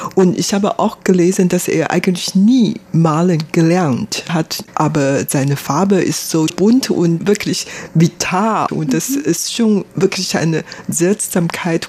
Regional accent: Taiwan; Ich bin hier in Taiwan geboren, aufgewachsen

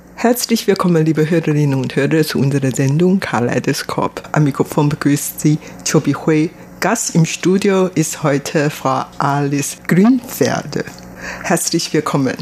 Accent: Taiwan; German is a second language; also born or lived in Germany; woher ich komme, dann sage ich aus Taiwan

